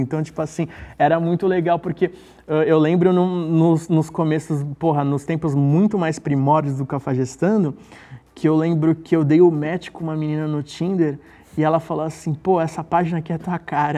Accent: Santos, São Paulo, Brazil; moved away; sou de Santos, vim de Santos, amo aquela cidade. Como eu nasci lá

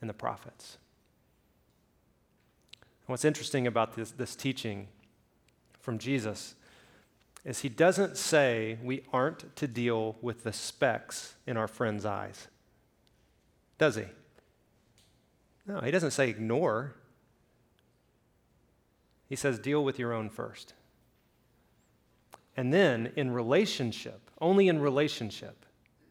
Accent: Birmingham, Alabama, United States; I grew up in the South. I grew up in Birmingham.

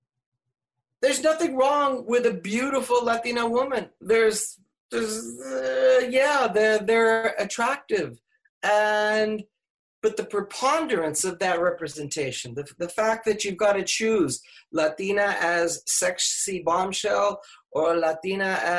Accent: Laredo, Texas, United States; moved away; growing up in Laredo

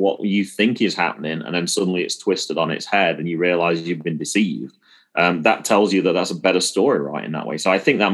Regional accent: England, United Kingdom; I'm from England

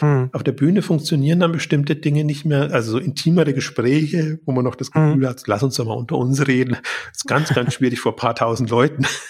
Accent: Germany; als Deutscher, der in der Schweiz ist

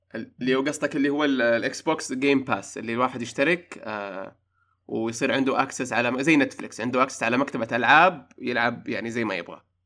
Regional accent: Saudi Arabia; عندنا في السعوديه

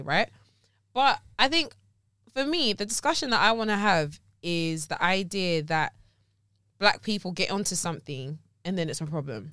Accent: Surrey, South East England, United Kingdom; also born or lived in Teddington; I'm from Surrey

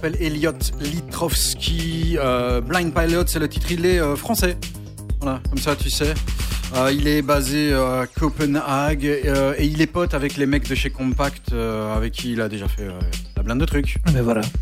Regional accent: Charleroi, Wallonia, Belgium; je viens de Charleroi comme vous deux

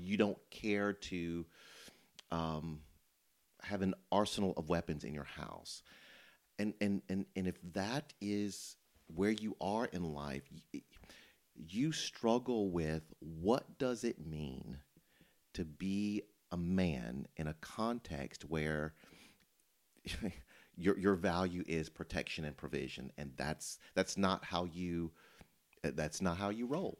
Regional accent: Memphis, Tennessee, United States; I'm from Memphis. I grew up there.

